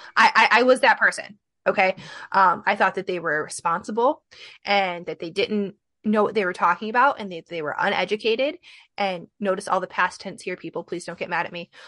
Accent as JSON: {"language": "English", "region": "Midwest", "country": "United States", "also_born_or_lived": "Michigan", "said": "I'm from the Midwest"}